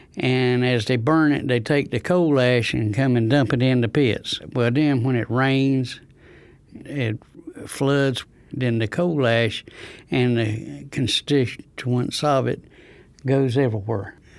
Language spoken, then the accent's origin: English; Rosewood, North Carolina, United States; I'm from Rosewood, next to Goldsboro